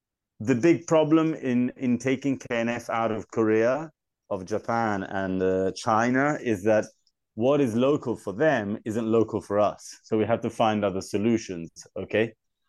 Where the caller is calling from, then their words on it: Tuscany, Italy; Yeah, I'm speaking from Italy, Chianti, in Tuscany.